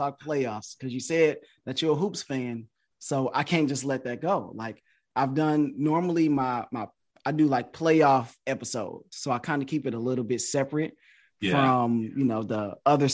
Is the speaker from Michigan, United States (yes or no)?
yes; Detroit, Michigan, United States; I'm from Detroit, Michigan.